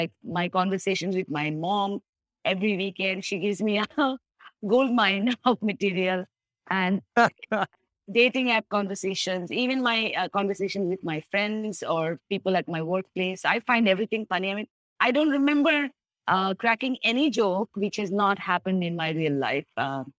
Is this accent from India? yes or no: yes; India; now in Ho Chi Minh City, Vietnam; I'm Indian